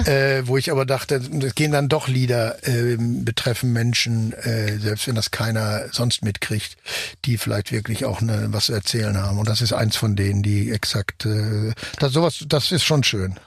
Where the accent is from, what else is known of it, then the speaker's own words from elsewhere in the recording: Germany; ich natürlich als Deutscher